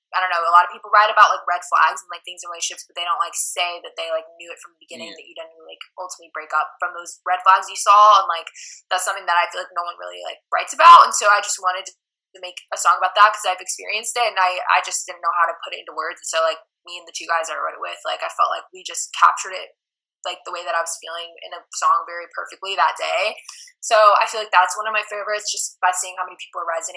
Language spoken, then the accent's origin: English; Tampa, Florida, United States; moved away as an adult; now in Nashville, United States; my hometown like in Tampa